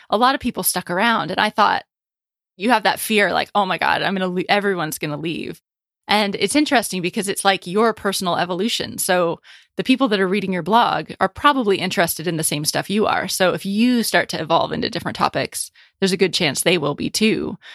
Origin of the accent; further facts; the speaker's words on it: United States; moved away as an adult; also born or lived in Paris, France / England; I'm an American in Paris